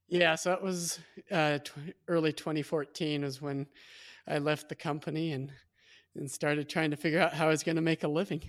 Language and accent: English; Midwest, United States; I was born and raised in the Midwest